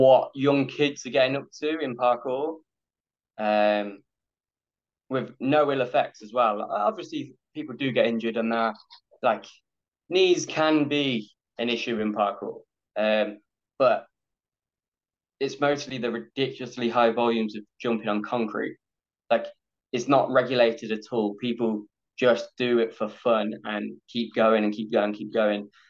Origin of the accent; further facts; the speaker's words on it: England, United Kingdom; I'm from England